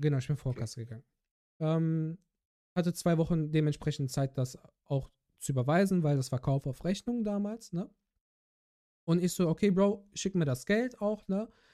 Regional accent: Bergisch Gladbach, North Rhine-Westphalia, Germany; moved away; meine alte Heimatstadt Bergisch Gladbach

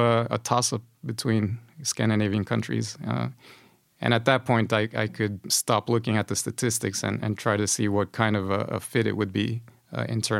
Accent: Honduras; moved away as an adult; also born or lived in United States; now in Sweden; I come from Honduras. It's a Central American country. I had a pretty good life there as far as childhood and teenage years are concerned

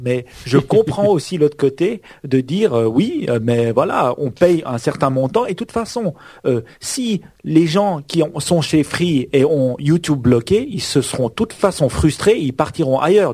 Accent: Switzerland; Chez nous en Suisse

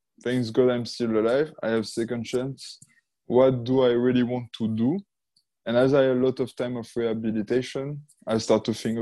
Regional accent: Monaco; I was born in Monaco

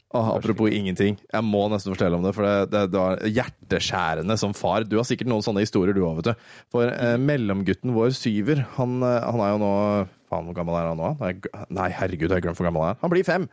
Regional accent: Våler, Østfold, Norway; Jeg kommer jo fra Våler

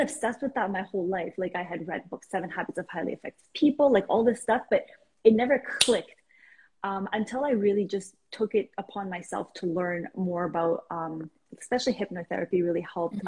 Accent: Iran; now in Canada; I am originally from Iran, moved to Canada a couple of years ago, well, three decades ago actually.

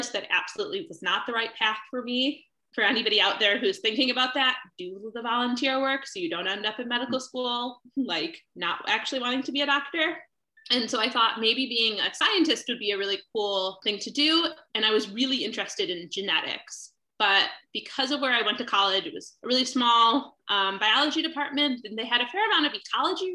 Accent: Chicago, Illinois, United States; I grew up mostly in Chicago

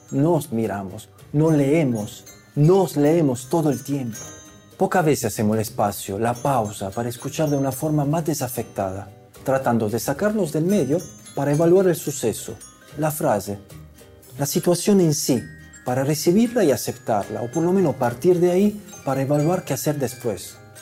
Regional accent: Italy; moved away; also born or lived in Andalusia; Yo soy italiano

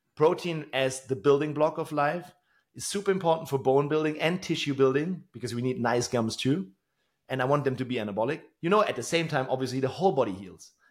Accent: Tübingen, Baden-Württemberg, Germany; in my hometown here in Tübingen

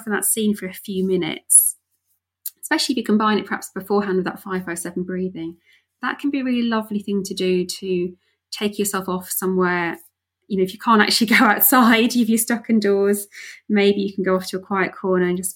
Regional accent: Wales, United Kingdom; I grew up in Wales.

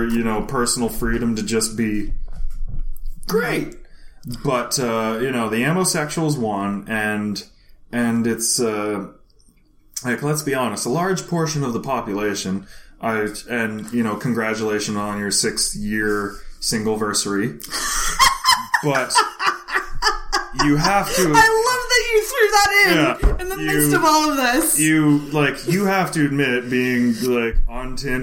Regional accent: United States; I'm from the most inbred redneck backwoods state in America.

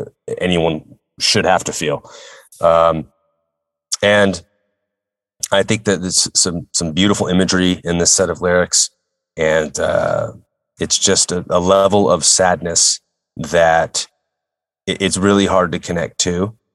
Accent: San Francisco, California, United States; San Francisco, my hometown

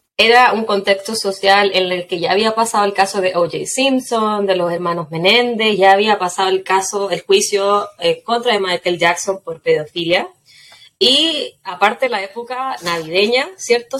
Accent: Quillota, Valparaíso, Chile; Yo soy de Quillota, así que uno o tomaba o no hacía nada más

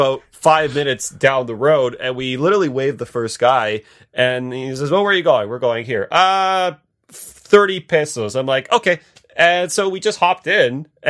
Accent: Canada; I think as a Canadian

